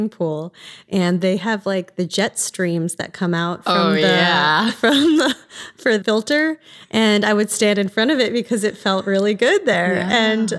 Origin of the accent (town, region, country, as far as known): East Coast, United States; born or raised there